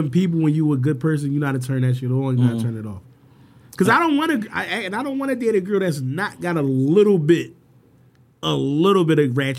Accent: Philadelphia, Pennsylvania, United States

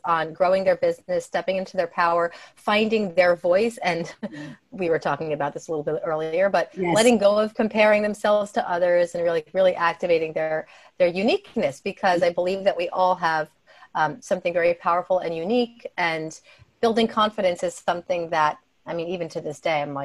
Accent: New Jersey, United States; I grew up in New Jersey

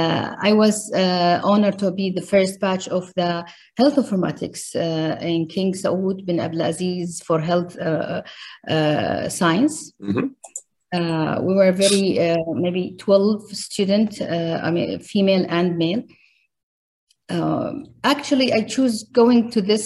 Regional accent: Riyadh, Riyadh Province, Saudi Arabia; I grew up in Riyadh, Saudi Arabia.

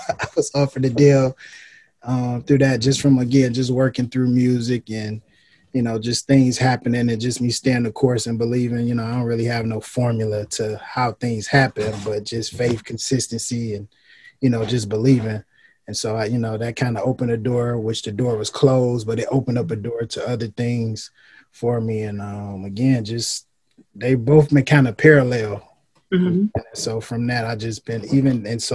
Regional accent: Detroit, Michigan, United States; moved away as an adult; also born or lived in Houston; I was born and raised in Detroit

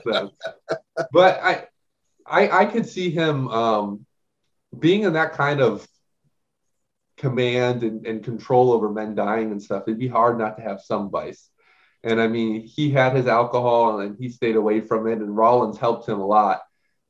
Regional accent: Ohio, United States; He's from my home state. He's an Ohio boy too.

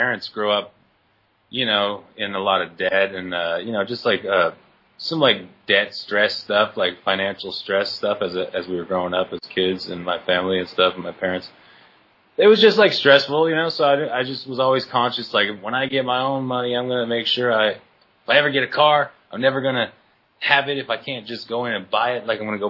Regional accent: Oakville, Ontario, Canada; born or raised there

